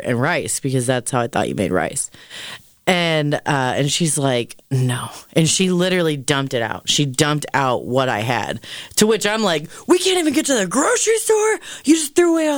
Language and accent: English; Canton, Ohio, United States; I'm, in fact, from Canton, Ohio